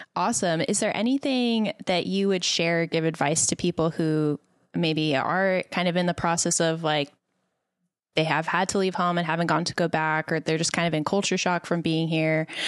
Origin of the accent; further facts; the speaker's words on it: El Paso, Texas, United States; moved away; also born or lived in Dallas; I grew up in El Paso, so it's a very heavily Hispanic community